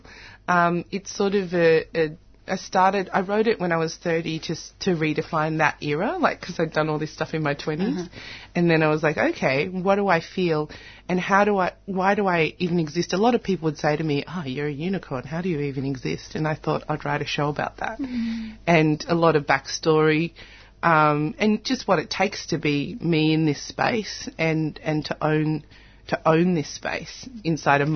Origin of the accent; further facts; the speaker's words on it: Australia; growing up in Australia